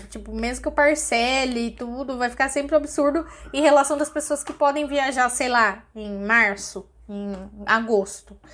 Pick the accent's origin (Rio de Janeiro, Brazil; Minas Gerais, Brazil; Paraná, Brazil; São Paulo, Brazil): São Paulo, Brazil; eu sou caiçara